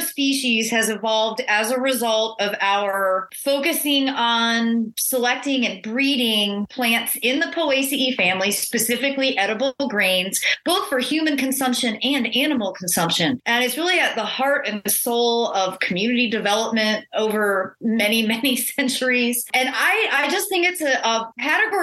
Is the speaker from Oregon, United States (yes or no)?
no; Monroe, Michigan, United States; now in North Carolina, United States; I'm a native Michigander. I grew up in Monroe